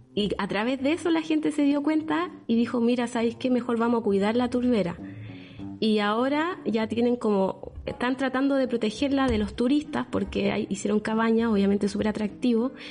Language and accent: Spanish; Chiloé, Los Lagos, Chile; moved away; also born or lived in Concepción; crecí en Chiloé